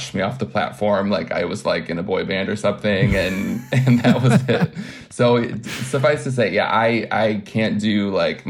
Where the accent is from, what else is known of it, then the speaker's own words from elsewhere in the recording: Michigan, United States; moved away; I'm from Michigan originally